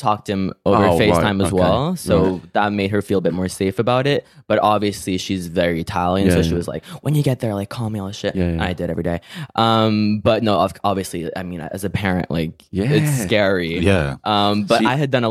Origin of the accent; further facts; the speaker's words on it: Canada; moved away; also born or lived in England; we were actually in my hometown in Canada